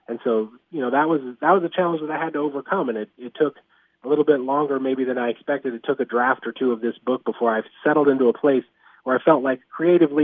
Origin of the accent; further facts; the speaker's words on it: Montana, United States; I grew up in Montana